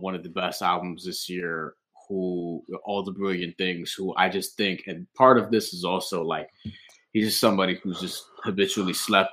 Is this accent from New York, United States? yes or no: yes; New York City, New York, United States; as a New Yorker